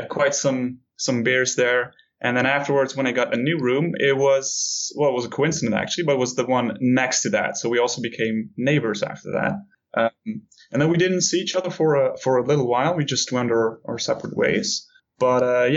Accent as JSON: {"language": "English", "country": "Netherlands", "said": "I come from Europe"}